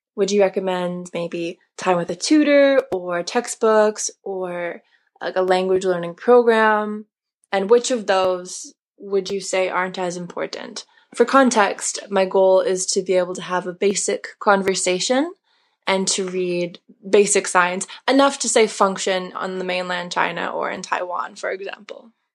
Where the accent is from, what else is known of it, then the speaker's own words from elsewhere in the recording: Canada; I'm from Canada